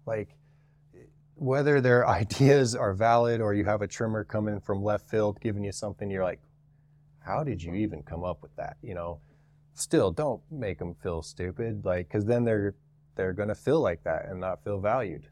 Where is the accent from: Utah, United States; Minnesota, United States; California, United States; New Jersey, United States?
Utah, United States; I'm from Utah, born and raised in Utah.